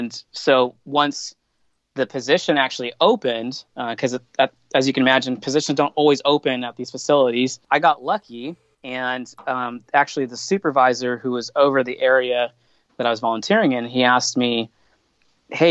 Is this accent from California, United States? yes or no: yes; Southern California, United States; I grew up here in Southern California